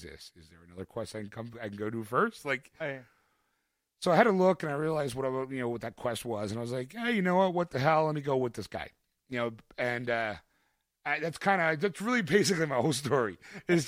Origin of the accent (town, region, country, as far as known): Philadelphia, Pennsylvania, United States; born or raised there